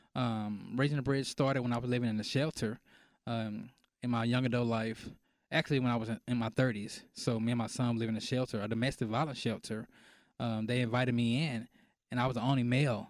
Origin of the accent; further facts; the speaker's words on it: Dallas, Texas, United States; moved away as an adult; also born or lived in Irving, Texas; now in Mesquite, United States; I'm from Dallas